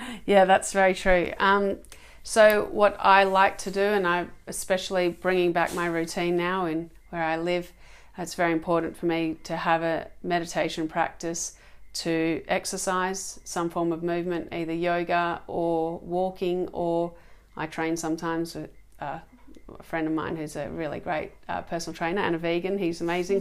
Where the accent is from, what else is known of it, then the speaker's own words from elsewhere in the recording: Australia; Australia, my um, where I was born, my home country